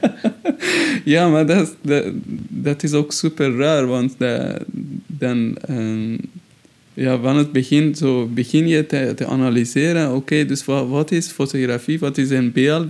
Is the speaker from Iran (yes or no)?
yes; Shiraz, Fars, Iran; Dutch is a second language; moved away as an adult; also born or lived in Tehran, Iran; now in Brussels, Belgium; mijn geboortestad, eh, waar ik, eh, woonde, Shiraz